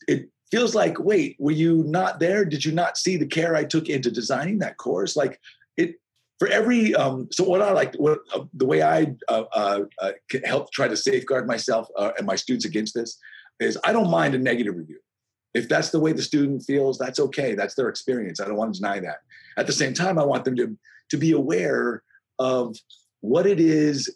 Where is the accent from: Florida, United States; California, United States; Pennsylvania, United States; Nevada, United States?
Nevada, United States; Las Vegas; moved away; also born or lived in Gig Harbor, Washington; I grew up in Vegas